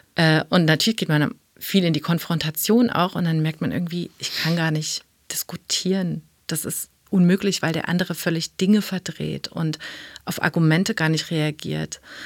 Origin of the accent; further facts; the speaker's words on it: East Germany, Germany; meine Kindheit war in der DDR